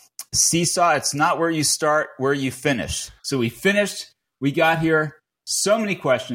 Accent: Fort Lee, New Jersey, United States; I'm also from New Jersey, from Fort Lee, New Jersey.

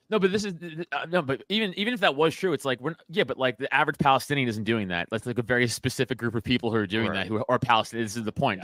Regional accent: England, United Kingdom; I'm English but I'm also Catholic

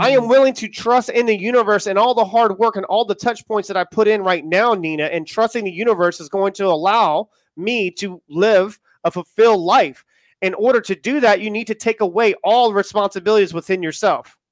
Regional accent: United States; accent: American; now in United Kingdom; if you can tell from my accent, I am American and I am in the U K

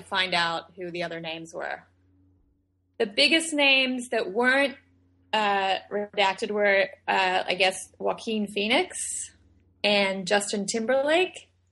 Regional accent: Australia; moved away; I was born and raised in Australia

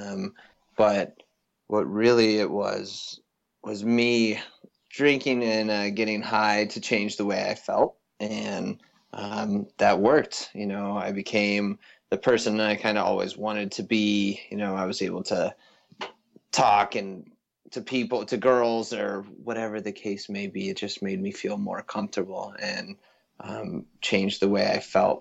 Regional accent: Avon, Colorado, United States; also born or lived in Boulder, Colorado; I come from, born and raised in a town just outside Vail, Colorado.

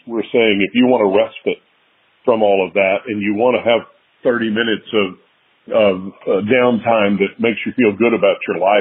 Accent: Dallas, Texas, United States; I'm born and raised in Dallas

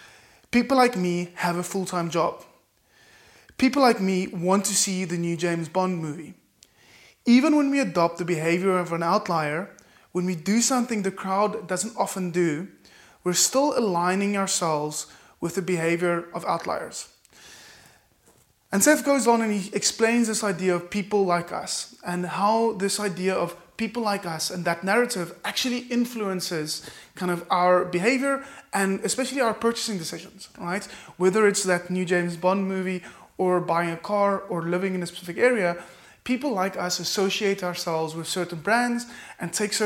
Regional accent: Cape Town, Western Cape, South Africa; I am from Cape Town, South Africa. Is it possible for me to firstly find in my local market, be really proudly South African, proudly Capetonian

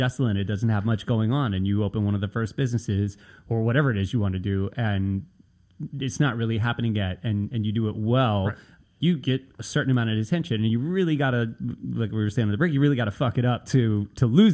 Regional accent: Nashville, Tennessee, United States; also born or lived in Brooklyn, New York; now in New York, United States; when I was a kid growing up in Nashville

